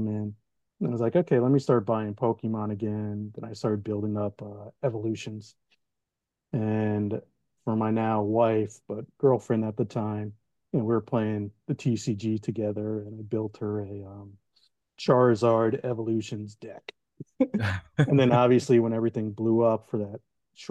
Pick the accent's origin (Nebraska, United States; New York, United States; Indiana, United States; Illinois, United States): New York, United States; New York City; now in Tampa, United States; growing up in Brooklyn